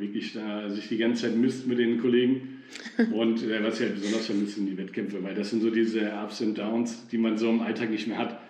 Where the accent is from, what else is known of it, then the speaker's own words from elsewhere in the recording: Fulda, Hesse, Germany; ich bin ja in Fulda groß geworden, bin hier ganz normal zur Schule gegangen